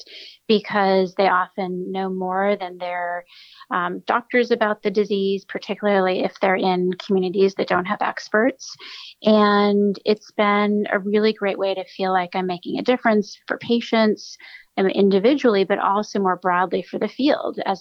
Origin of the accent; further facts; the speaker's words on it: outside of Boston, New England, Massachusetts, United States; moved away as an adult; also born or lived in Stanford, California; now in New Haven, United States; I'm originally from New England. I grew up outside of Boston